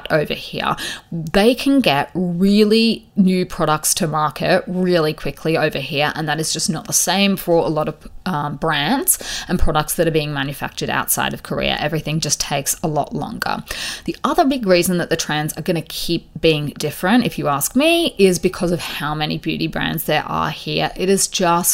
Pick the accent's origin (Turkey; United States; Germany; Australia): Australia; where I grew up in Australia